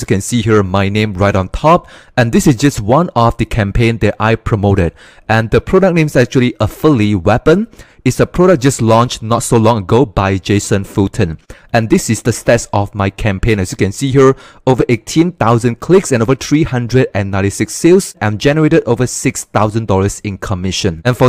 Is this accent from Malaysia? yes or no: yes; Malaysia; English is a second language; Yeah, I'm from Malaysia.